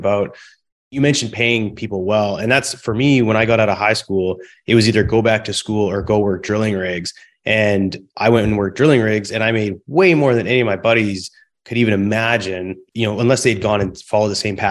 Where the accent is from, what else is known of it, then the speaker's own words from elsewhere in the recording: close to Vancouver, British Columbia, Canada; also born or lived in Calgary; now in Houston, United States; I'm originally from Canada, born in Calgary, raised close to Vancouver.